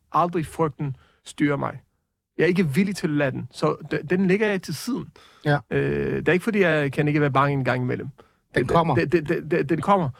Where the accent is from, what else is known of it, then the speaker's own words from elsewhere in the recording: Jerusalem, Jerusalem District, Israel; now in Denmark; Jeg er opvokset i Jerusalem